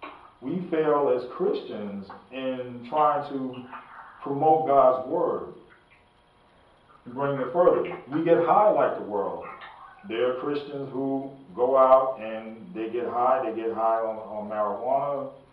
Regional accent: New York, United States; Even though I grew up in New York with all that around me.

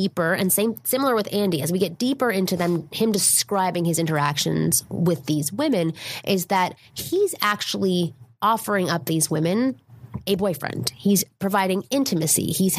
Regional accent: Toronto, Ontario, Canada; I'm from Toronto, which is where I'm from, Ontario, Canada.

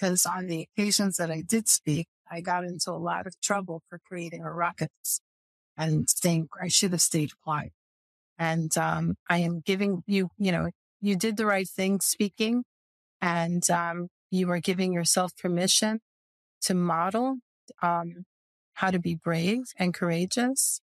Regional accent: Milford, United States; also born or lived in Westchester County, New York; my hometown in Milford

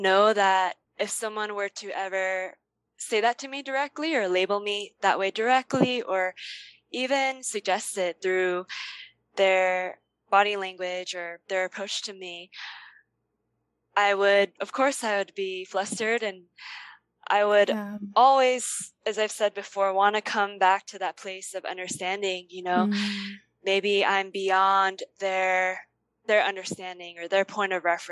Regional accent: United States; I was born and grew up in the U.S.

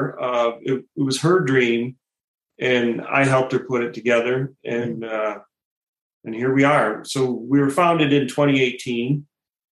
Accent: Pinconning, Michigan, United States; moved away as an adult; I grew up in Pinconning, Michigan, very small town in the country

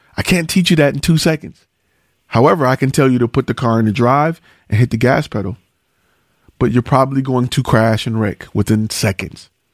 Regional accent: Detroit, Michigan, United States; I'm from Detroit

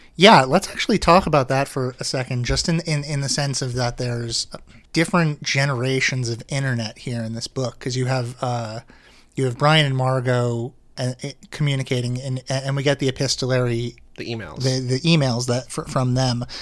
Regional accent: Manasquan, New Jersey, United States; I grew up in Manasquan.

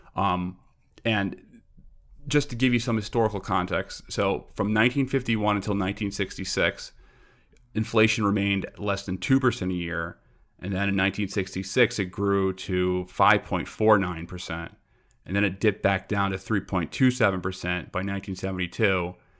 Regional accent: New York City, New York, United States; also born or lived in Brooklyn / Long Island; I'm from Queens originally

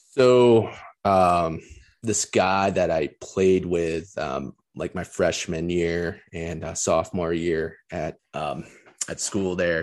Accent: Detroit, Michigan, United States; growing up in the Metro Detroit area when I was really young

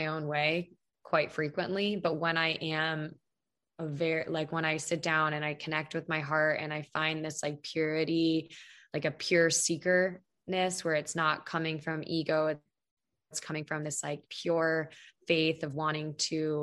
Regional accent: Pennsylvania, United States; now in Arizona, United States; I was born in Pennsylvania

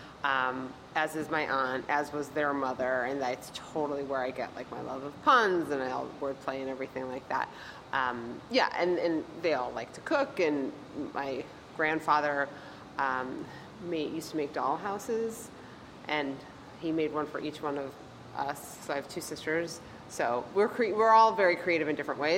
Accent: Wethersfield, Connecticut, United States; also born or lived in West Coast; now in New York, United States; I grew up outside of Hartford in a town called Wethersfield

